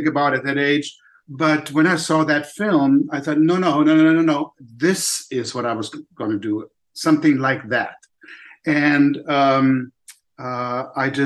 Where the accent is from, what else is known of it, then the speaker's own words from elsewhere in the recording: Germany; also born or lived in Poland; now in United States; I was born in Poland. I don't remember anything about that part of my life, because my parents, with me and my older sister, escaped to Germany, to West Germany, when I was 1 year old. So, of course, I don't recall that. But then growing up in Germany